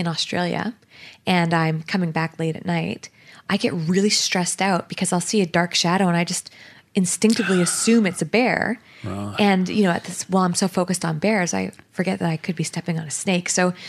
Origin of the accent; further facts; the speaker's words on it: Canada; I'm Canadian.